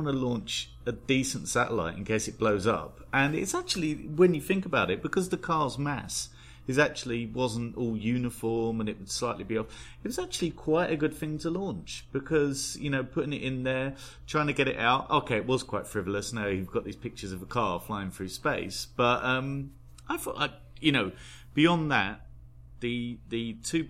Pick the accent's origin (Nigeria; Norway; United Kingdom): United Kingdom; being British